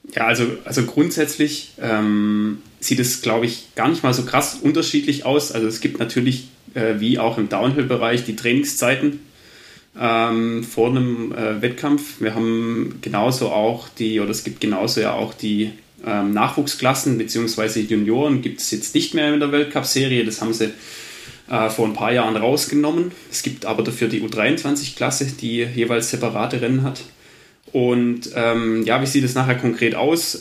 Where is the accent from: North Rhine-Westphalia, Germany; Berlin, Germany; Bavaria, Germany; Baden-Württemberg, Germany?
Baden-Württemberg, Germany; Albstadt; aufgewachsen in Albstadt in der Mountainbike-Hochburg